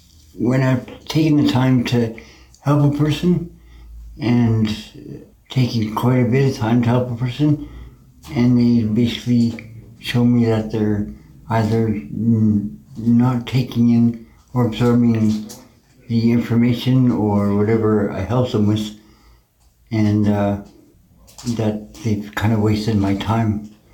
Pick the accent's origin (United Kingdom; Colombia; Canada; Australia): Canada; Edmonton, Alberta; born there; now in Kelowna, Canada; I was born in Edmonton, but I've been coast to coast.